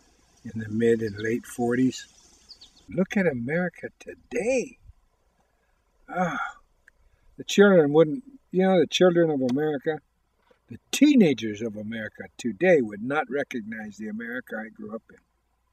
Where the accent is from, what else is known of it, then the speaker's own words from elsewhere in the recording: Northern California, United States; also born or lived in Porcupine, Pine Ridge Reservation, South Dakota; I grew up in Northern California after we left the res when I was 5 years old.